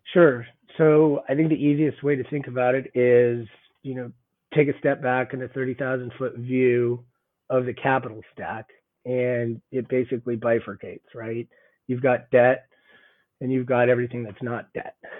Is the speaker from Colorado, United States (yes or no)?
yes; Boulder, Colorado, United States; moved away as an adult; also born or lived in Southern California / Nashville; I'm actually born and raised in Boulder, so didn't go far from home